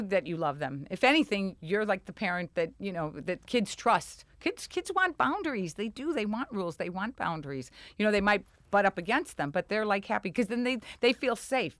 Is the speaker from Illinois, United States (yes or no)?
yes; Chicago, Illinois, United States; accent: Chicago; moved away; growing up in Chicago with the dancing school and the beauty shop